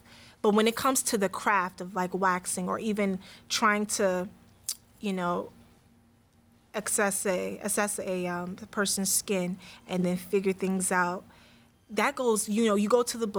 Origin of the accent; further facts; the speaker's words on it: New York, United States; So, when I was raised in New York, but I went to New Jersey to be with my family, and that's where I was at getting my schooling and everything and stuff like that.